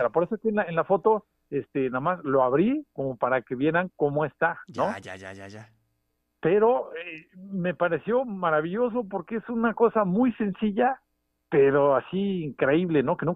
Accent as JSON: {"language": "Spanish", "region": "Puebla", "country": "Mexico", "said": "como poblano"}